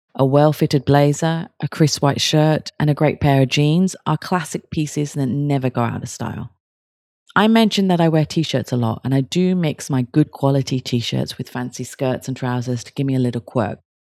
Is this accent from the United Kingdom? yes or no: yes; Kent, South East England, United Kingdom; I'm from Kent, which is outside London